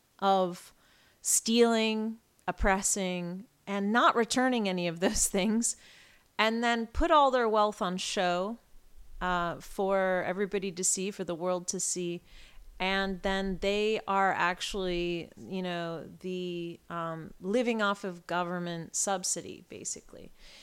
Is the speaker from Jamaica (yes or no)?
no; England, United Kingdom; born there; now in United States; I was born in England. I have a British passport, although I'm very American, I feel very British too